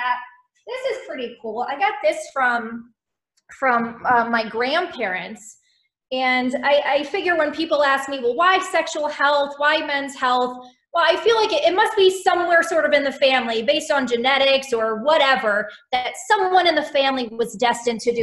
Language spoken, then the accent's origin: English; Maryland, United States; moved away as an adult; also born or lived in Miami / Houston / Philadelphia / Winston-Salem; now in Iowa City, United States; I did not grow up in the Midwest, and I grew up in Maryland